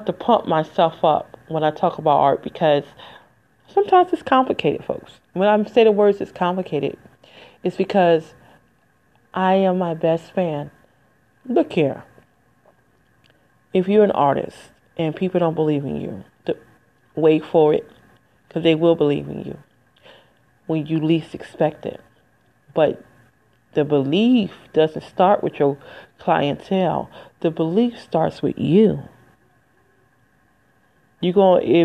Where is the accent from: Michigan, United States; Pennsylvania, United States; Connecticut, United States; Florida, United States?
Michigan, United States; moved away as an adult; it's in Michigan, my home state. I ain't lived in 20 years